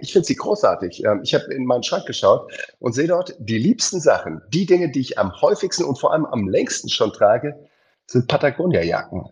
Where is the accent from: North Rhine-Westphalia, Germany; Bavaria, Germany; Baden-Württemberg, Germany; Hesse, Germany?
Baden-Württemberg, Germany; Heidelberg; ich bin in Heidelberg groß geworden